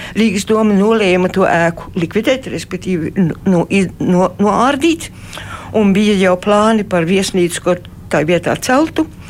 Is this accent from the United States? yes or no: no; Australia; moved away as an adult; now in Latvia; es uzaugu Austrālijā